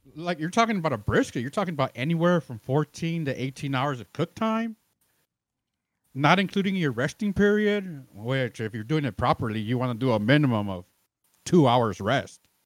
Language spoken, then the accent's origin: English; Chicago, Illinois, United States; now in Austin, United States; I'm originally from Chicago